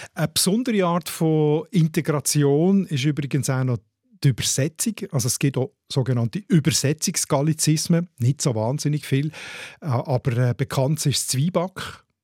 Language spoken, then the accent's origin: German; Switzerland; bei uns in der Schweiz